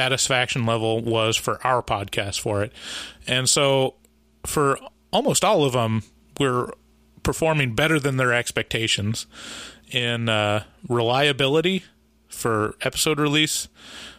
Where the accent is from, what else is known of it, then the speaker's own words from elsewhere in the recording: Portland, United States; we're from Portland